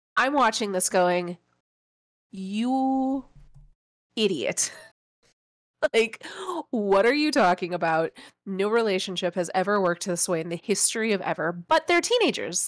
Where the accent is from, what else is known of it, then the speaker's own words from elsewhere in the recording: Midwest, United States; I, I grew up in the Midwest